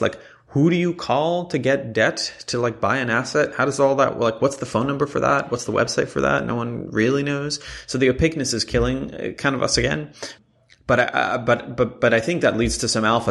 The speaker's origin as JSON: {"language": "English", "town": "Jerusalem", "region": "Jerusalem District", "country": "Israel", "tie": "born or raised there", "moved": "as an adult", "said": "I grew up in Israel"}